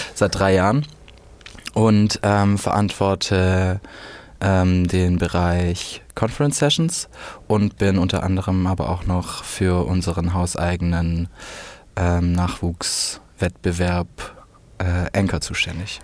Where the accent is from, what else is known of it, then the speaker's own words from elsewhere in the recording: Swabia, Germany; Ich komme ja aus dem Schwabenland